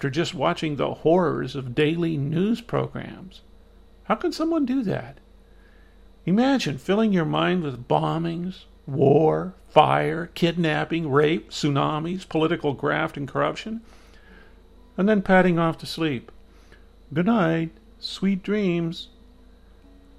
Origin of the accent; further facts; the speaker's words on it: Midwest, United States; Growing up in the Midwest